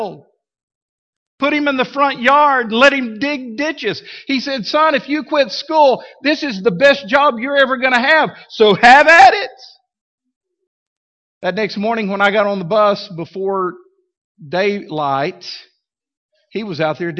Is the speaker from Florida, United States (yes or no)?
no; Midland, Texas, United States; now in Fort Smith, United States; when I was growing up in Midland, Texas. I was like 7 years old